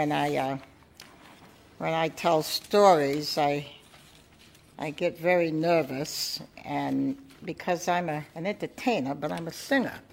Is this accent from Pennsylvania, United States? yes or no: no; Portsmouth, New Hampshire, United States; growing up in New England and Portsmouth, being born and raised here